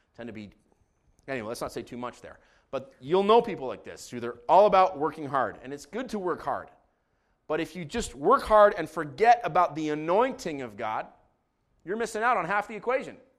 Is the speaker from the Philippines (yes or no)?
no; Israel; now in Canada; I grew up in Israel